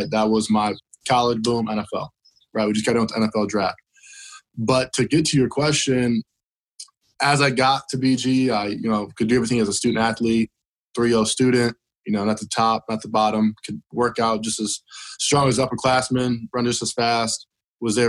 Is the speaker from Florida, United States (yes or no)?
no; Elkhart, Indiana, United States; I was born and raised in Elkhart, Indiana